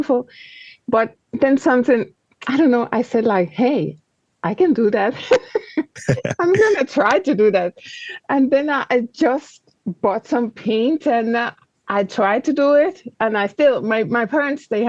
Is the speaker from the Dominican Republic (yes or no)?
yes; Dominican Republic; moved away as an adult; also born or lived in Paris, France; I grew up in the Dominican Republic in the Caribbean